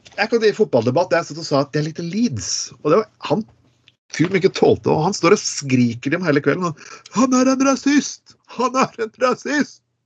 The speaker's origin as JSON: {"language": "Norwegian", "region": "Eastern Norway", "country": "Norway", "tie": "born or raised there", "moved": "yes", "said": "som østlending. Så vokser du nesten opp som en eh, litt sånn danskofil"}